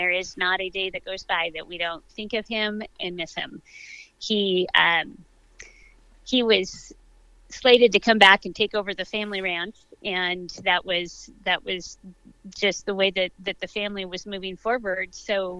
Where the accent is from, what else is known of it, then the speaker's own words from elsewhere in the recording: Prineville, Oregon, United States; I was born and raised in Prineville